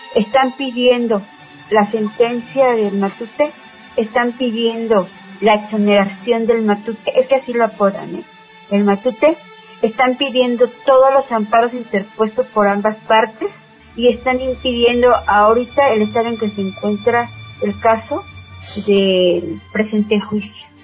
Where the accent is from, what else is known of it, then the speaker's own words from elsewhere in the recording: Puebla, Mexico; moved away; mi pueblo, yo soy de gran Puebla